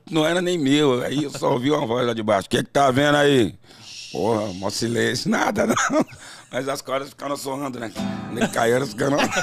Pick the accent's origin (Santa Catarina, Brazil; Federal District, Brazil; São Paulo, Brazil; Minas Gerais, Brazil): São Paulo, Brazil; also born or lived in Tucuruvi, São Paulo; Eu nasci no Tucuruvi e com uns 4, 5 anos de idade eu fui para um lugar chamado Coab Prestes Maia